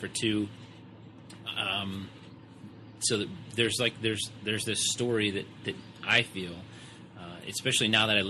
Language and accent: English; Detroit, Michigan, United States; moved away; So being that you are from Detroit and I am from Detroit, and ironically enough, we, although 17 years separated, the time that we lived in Detroit, we both lived in the same neighborhood.